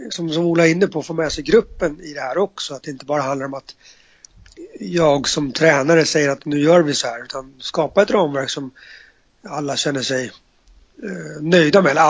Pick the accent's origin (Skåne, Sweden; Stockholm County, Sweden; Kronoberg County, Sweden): Stockholm County, Sweden; Stockholm; Eh, eller jag som stockholmare flyttar till ett annat land.